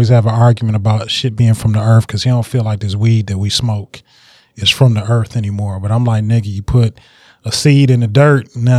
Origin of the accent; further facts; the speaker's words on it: Detroit, Michigan, United States; I'm from the West Side. Went to Cass Tech.